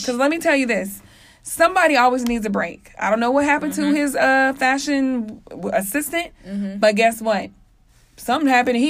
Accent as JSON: {"language": "English", "region": "Kansas", "country": "United States", "said": "It's kind of ironic because I'm from all over. Like, I'm from Kansas. I've lived all over."}